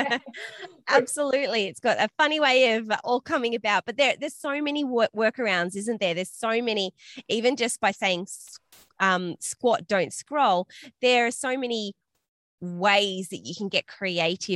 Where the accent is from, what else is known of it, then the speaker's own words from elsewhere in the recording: Australia; me being Australian